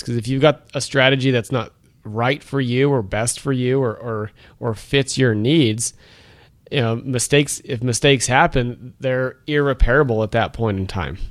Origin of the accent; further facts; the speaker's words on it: Wyoming, United States; also born or lived in Rhode Island; growing up in Wyoming